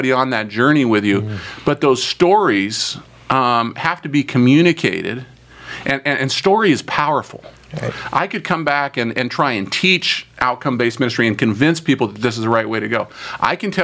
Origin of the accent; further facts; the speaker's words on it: United States; I'm an American